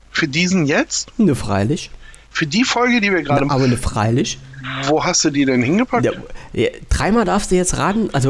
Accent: East Germany, Germany; ich als Ossi darf das ja sagen.

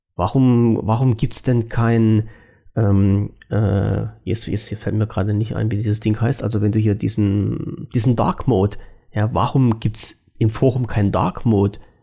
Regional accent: Germany; als Deutscher

